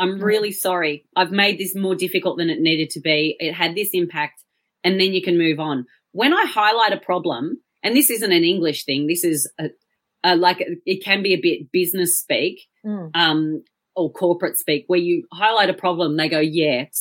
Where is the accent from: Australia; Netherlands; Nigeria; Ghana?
Australia; accent: Australian; now in United Kingdom; I am Australian